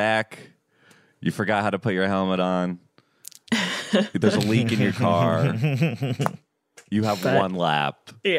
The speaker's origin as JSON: {"language": "English", "region": "Florida", "country": "United States", "tie": "born or raised there", "said": "I grew up in Florida where there's pools everywhere."}